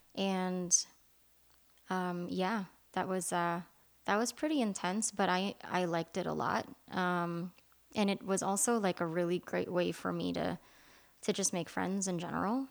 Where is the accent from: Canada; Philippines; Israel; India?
Philippines; English is a second language; moved away; I was born and raised in the Philippines